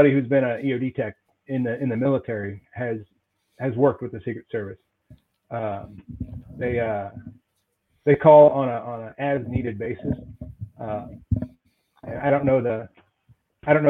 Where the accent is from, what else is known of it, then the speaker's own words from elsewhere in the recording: Oakland, California, United States; I grew up in Oakland, California